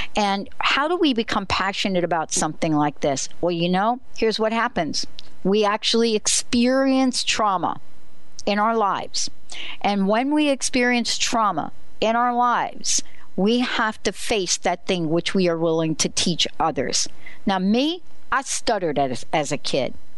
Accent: New Jersey, United States; I'm from New Jersey

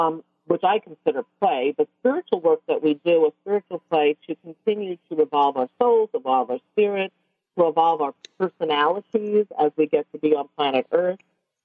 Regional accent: New York City, New York, United States; I'm from Brooklyn

